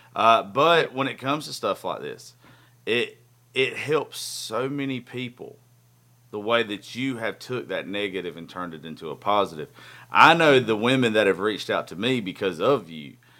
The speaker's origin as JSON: {"language": "English", "region": "Georgia", "country": "United States", "said": "we're both from Georgia."}